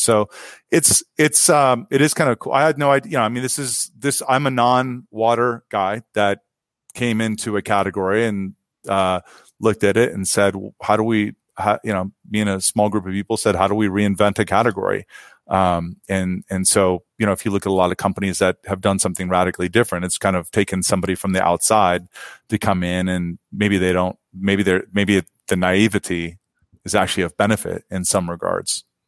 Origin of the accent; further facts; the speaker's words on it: Ohio, United States; now in San Francisco Bay Area, United States; I grew up in Ohio